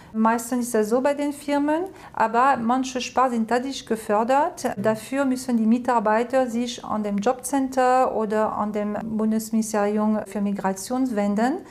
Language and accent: German; France; German is a second language; moved away as an adult; now in Germany; ich bin Französin. Ich habe äh, angefangen, Deutsch zu lernen mit elf im College